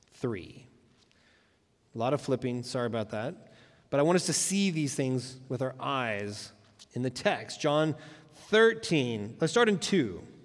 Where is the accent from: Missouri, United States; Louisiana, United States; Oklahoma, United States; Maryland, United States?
Oklahoma, United States; moved away; also born or lived in Tulsa, Oklahoma; We're from Oklahoma originally